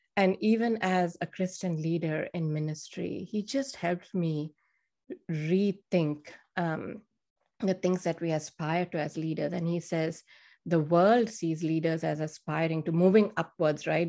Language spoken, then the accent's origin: English; India; moved away; I'm from India